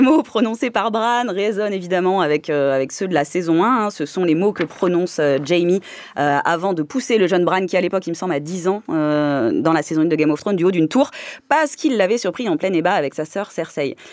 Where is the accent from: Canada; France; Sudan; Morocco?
France; chez nous en France